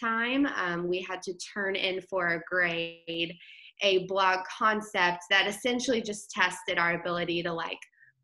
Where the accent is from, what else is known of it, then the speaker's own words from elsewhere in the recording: Memphis, Tennessee, United States; born and raised in Memphis, where I live now in downtown Memphis.